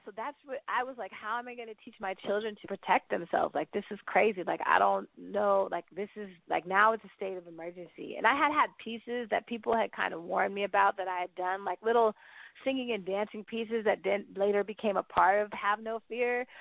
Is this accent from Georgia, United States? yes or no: no; the Bay Area, California, United States; I didn't grow up in South Carolina, because I just visited and I grew up in the Bay